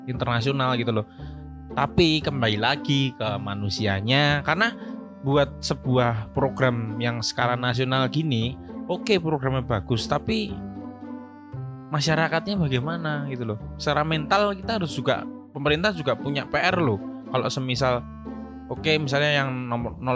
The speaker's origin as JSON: {"language": "Indonesian", "region": "Jakarta", "country": "Indonesia", "said": "Oke, okay, saya orang Jakarta, jadi saya bosen dengan kata-kata itu sebenarnya."}